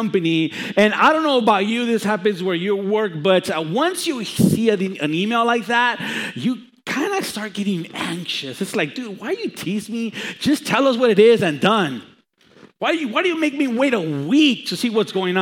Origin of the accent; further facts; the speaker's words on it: Los Angeles, California, United States; also born or lived in Chicago; I was born in Chicago and raised in Los Angeles